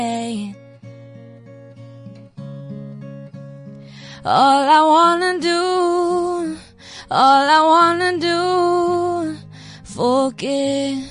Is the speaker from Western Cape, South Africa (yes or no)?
yes; Paarl, Western Cape, South Africa; I'm from Paul